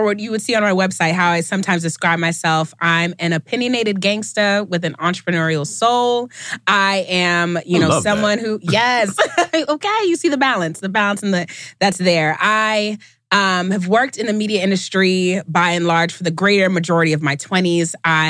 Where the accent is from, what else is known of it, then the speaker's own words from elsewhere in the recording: New York City, New York, United States; on top of being a New Yorker, that's what Ty and I have in common, as well as a first-generation American. My family's all Jamaican.